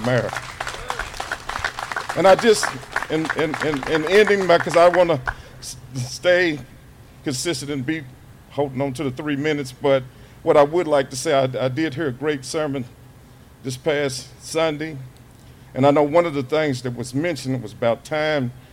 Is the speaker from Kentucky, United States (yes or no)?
yes; Kentucky, United States; as a blind American and Kentuckian